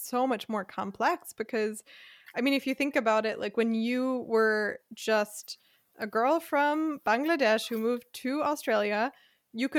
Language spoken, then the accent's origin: English; United States; now in Freiburg, Germany; I'm American. I live in Germany